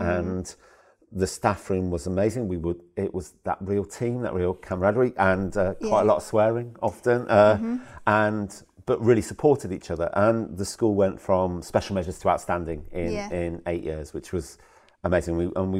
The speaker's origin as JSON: {"language": "English", "town": "Worcester", "region": "West Midlands", "country": "United Kingdom", "said": "I'm a southern boy. I'm from Worcester originally."}